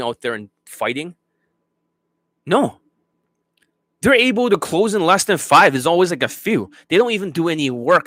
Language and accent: English; Canada; I'm Canadian